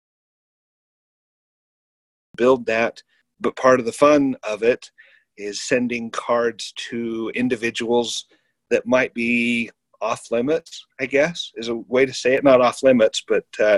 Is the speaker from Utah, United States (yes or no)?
yes; northern Utah, United States; also born or lived in Florida; I'm from Utah originally, grew up in northern Utah